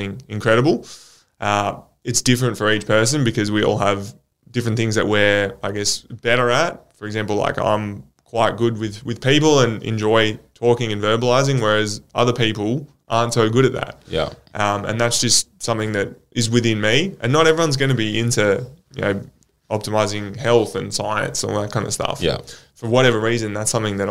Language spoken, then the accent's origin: English; Australia; we're in Australia